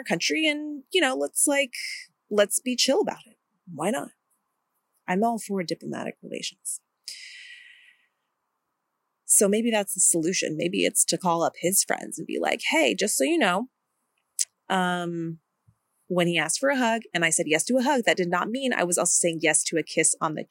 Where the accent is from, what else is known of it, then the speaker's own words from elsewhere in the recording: India; I'm from India